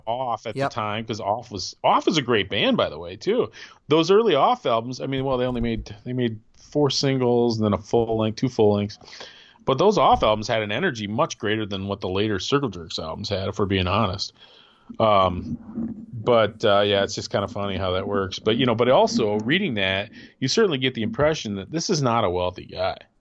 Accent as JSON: {"language": "English", "region": "Michigan", "country": "United States", "said": "me being a Michigan guy"}